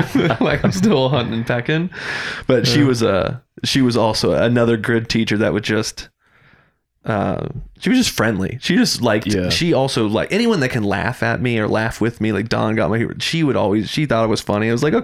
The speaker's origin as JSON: {"language": "English", "town": "Doylestown", "region": "Pennsylvania", "country": "United States", "tie": "born or raised there", "said": "I grew up in Doylestown."}